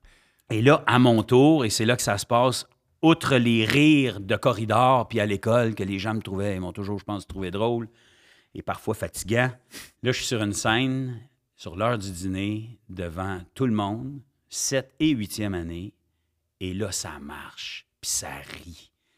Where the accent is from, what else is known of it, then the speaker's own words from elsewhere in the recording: Ottawa, Ontario, Canada; also born or lived in Gatineau, Quebec / Sainte-Agathe-des-Monts, Quebec; je deviens un vrai franco-ontarien à l'âge de dix ans. quand mes parents décident de redeménager, euh, en Ontario, à Ottawa